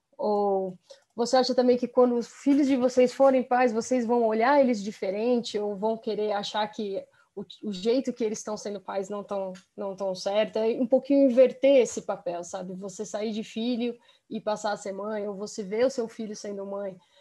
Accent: Brazil; also born or lived in United States; nós crescemos aqui no, no Brasil mas com 18 anos a gente foi, eu e meu irmão, nós fomos fazer faculdade fora, então, então nós ficamos aí sete anos morando nos Estados Unidos

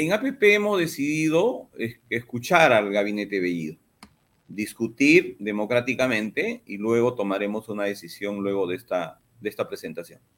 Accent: Madre de Dios, Peru; yo soy de Madre de Dios

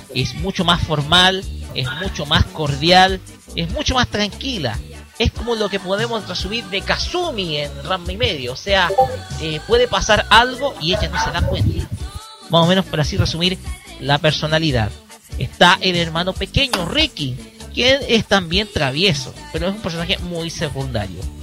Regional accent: Chile

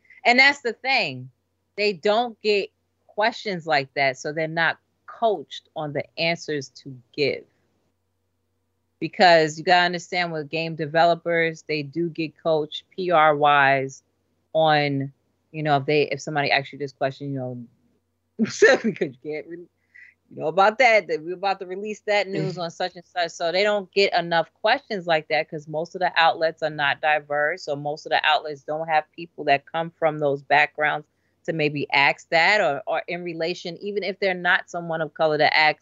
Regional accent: New York City, New York, United States; I'm from New York City, born and raised

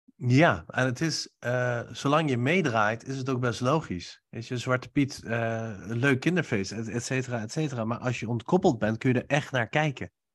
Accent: Nijmegen, Gelderland, Netherlands; terug naar Nijmegen, naar huis met kerst, waar ik nu ook woon.

